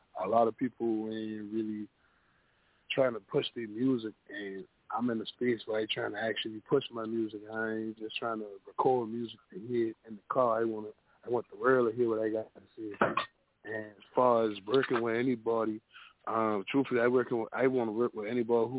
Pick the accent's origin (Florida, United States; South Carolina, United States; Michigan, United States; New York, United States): South Carolina, United States; North Charleston; I'm from Wotrano, North Charleston, South Carolina.